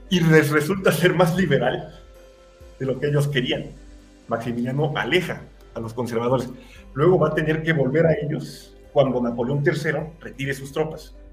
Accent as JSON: {"language": "Spanish", "country": "Mexico", "said": "Porque atentan contra lo único que nos une como mexicanos. Somos un país enorme."}